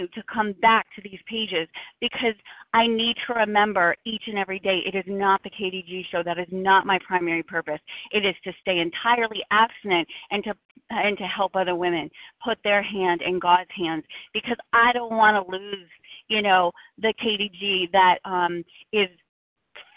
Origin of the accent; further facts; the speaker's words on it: Boston, Massachusetts, United States; I'm from Boston